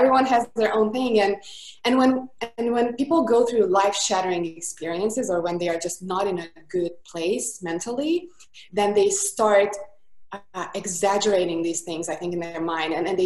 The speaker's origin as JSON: {"language": "English", "region": "Budapest", "country": "Hungary", "accent": "thick accent", "second_language": "English", "moved": "yes", "lives_now": "Costa Mesa, United States", "said": "I am from Budapest, Hungary. That's why the thick accent is from."}